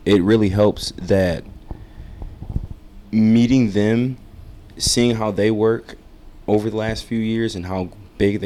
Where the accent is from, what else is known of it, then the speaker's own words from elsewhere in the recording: Rochester, United States; I'm from Rochester